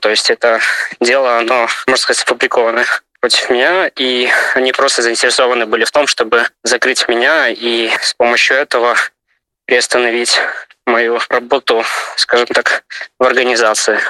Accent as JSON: {"language": "Russian", "town": "Ivatsevichy", "region": "Brest Region", "country": "Belarus", "tie": "born or raised there", "moved": "as an adult", "lives_now": "Ukraine", "said": "я родом из Беларуси, из города Ивацевичи, Брестская область"}